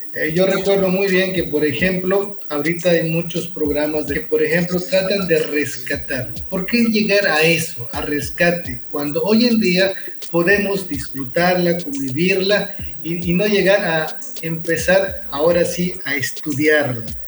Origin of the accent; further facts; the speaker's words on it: Nunkiní, Campeche, Mexico; first language Spanish; soy oriundo de la comunidad de Nunquiní